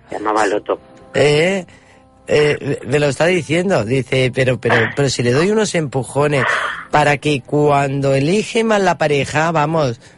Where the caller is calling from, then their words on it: Barcelona, Catalonia, Spain; de Barcelona.